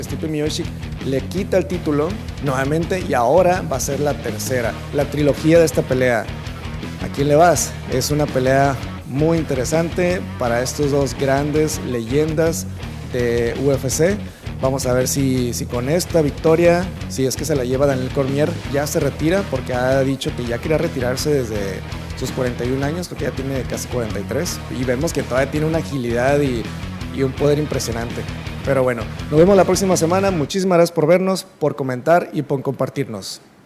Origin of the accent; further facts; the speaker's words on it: Tijuana, Baja California, Mexico; nosotros que somos de aquí de Tijuana